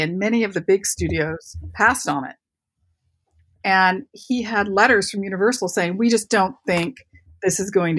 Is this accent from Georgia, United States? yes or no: no; Michigan, United States; growing up in Michigan.